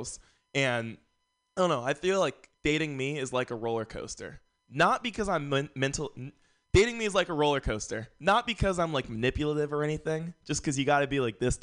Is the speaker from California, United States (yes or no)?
yes; San Francisco, California, United States; I grew up here in San Francisco